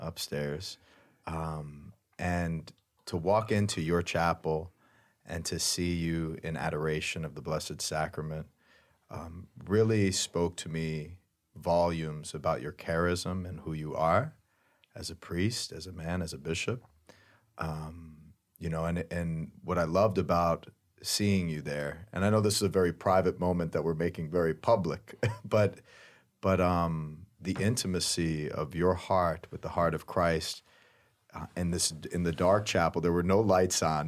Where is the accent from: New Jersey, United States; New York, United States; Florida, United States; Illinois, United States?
Florida, United States; Flagler County; I'm from Flagler County